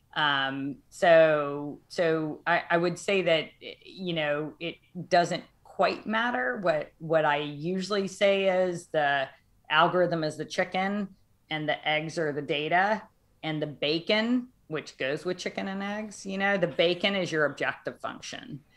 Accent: Arkansas, United States; moved away as an adult; also born or lived in Los Alamos; now in Boston, United States; I'm from Arkansas and it's lovely. I love I love Arkansas. I just couldn't live there anymore.

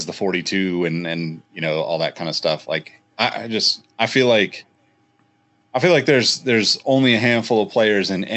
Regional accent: Northern California, United States; we're all from Northern California

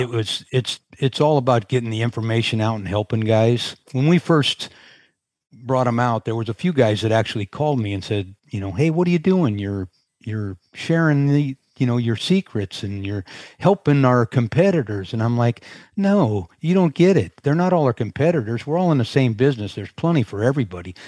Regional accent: Sunnyvale, California, United States; moved away as an adult; now in Carlsbad, United States; Sunnyvale, to be exact, is where I grew up

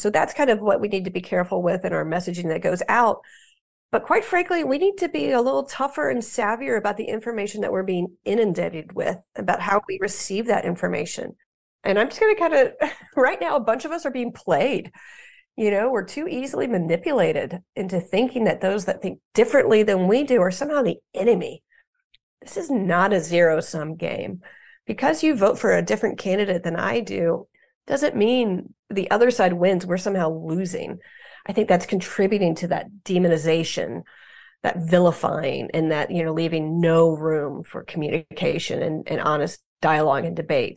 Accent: United States; as an American

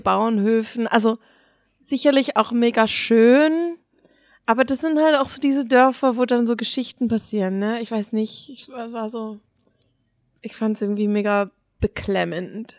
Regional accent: Basel, Basel-Stadt, Switzerland; wir kommen alle irgendwie aus Basel

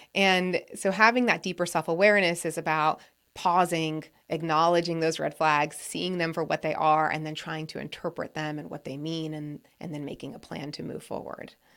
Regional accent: New England, United States; I grew up in New England

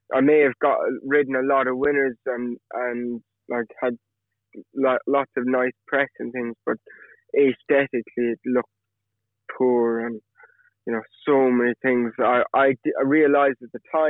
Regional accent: Killarney, Munster, Ireland; also born or lived in Cork; now in England; I was born in Cork, and then I did my primary school in Killarney, County Kerry. And then when I finished that, so age 11, I moved to Cork with my family, and I did secondary school in Cork.

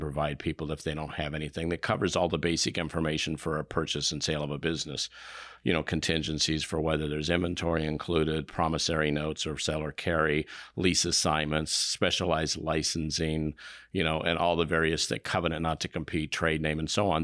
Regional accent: Indio, California, United States; also born or lived in Evansville, Indiana; I grew up in Southern California. I was born in Evansville, Indiana, and then we moved out when I was very young

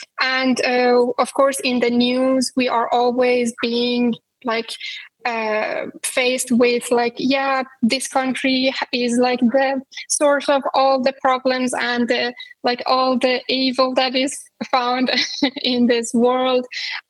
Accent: Iran; English is a second language; This dynamic between Iran and the U.S. has always been a very big part of anyone's life growing up in Iran.

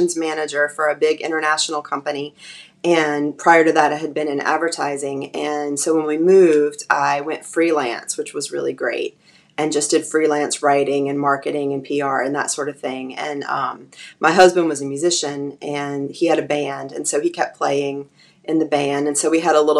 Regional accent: New Orleans, Louisiana, United States; also born or lived in Georgia; I grew up in New Orleans. I got lucky because my dad, we were living in Georgia. I was born there in a little small town, and he got a job in New Orleans and moved us there when I was seven

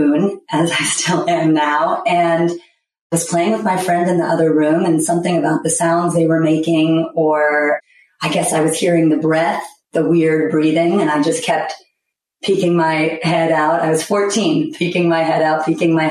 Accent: New York City, New York, United States; I was raised in Manhattan, so it's a wonderful cultural melting pot.

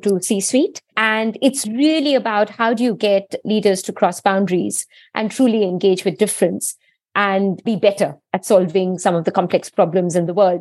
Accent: India; moved away as an adult; now in United Kingdom; I was born and brought up in India. I grew up there.

